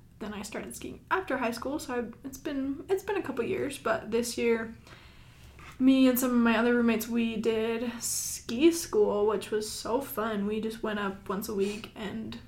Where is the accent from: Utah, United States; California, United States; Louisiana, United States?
Utah, United States; St. George; moved away; I'm from St. George, so we just went and stayed at my parents' house